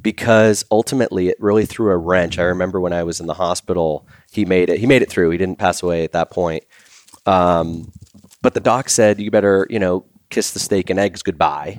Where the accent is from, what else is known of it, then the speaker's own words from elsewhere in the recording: Boston, Massachusetts, United States; growing up in Boston